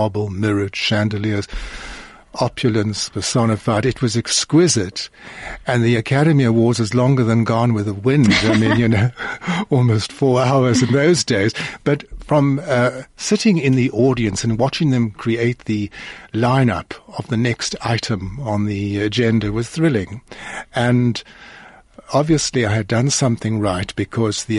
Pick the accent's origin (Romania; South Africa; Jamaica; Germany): South Africa; I'm from South Africa